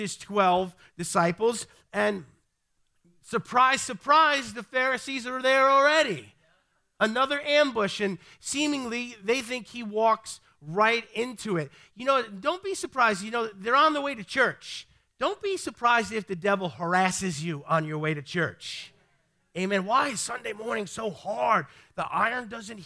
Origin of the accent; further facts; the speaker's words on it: New York City, New York, United States; I'm from the Bronx